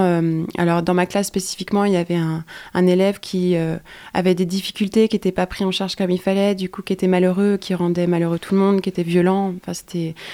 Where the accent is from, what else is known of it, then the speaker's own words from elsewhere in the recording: Quimper, Brittany, France; j'ai grandi à Quimper dans une famille modeste entre guillemets